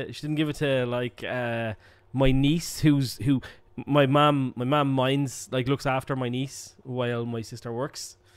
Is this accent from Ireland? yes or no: yes; Ireland; as an Irish person